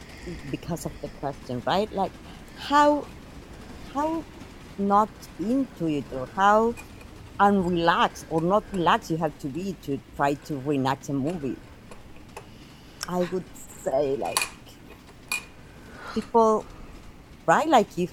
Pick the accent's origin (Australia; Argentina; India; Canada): Argentina